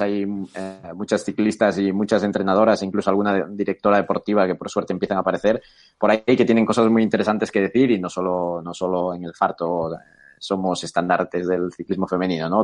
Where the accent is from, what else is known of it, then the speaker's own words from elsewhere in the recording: A Coruña, Galicia, Spain; moved away as an adult; also born or lived in Bilbao / Atlanta; now in Barcelona, Spain; aparte del español y del gallego, que yo soy de Coruña